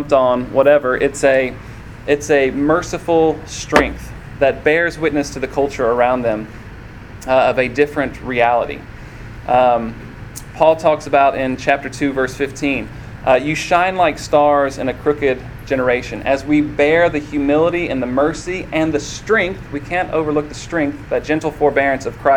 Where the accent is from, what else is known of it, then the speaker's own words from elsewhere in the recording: Columbia, Tennessee, United States; I grew up in Columbia, Tennessee